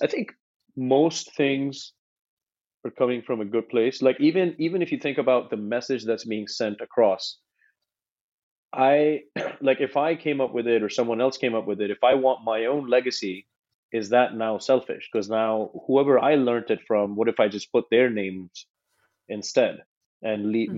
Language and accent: English; India; moved away as an adult; now in United States; when I moved from India, I was 17. I moved to America